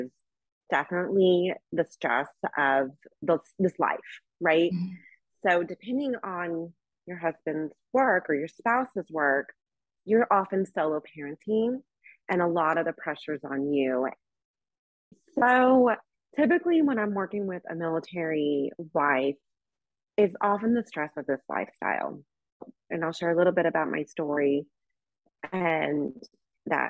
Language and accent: English; Tulsa, Oklahoma, United States; also born or lived in Sicily, Italy; I'm from Tulsa, Oklahoma. I'm kind of an Okie